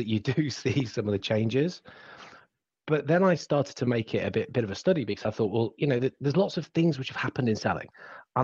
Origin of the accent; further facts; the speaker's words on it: England, United Kingdom; accent: English; my accent becomes terribly English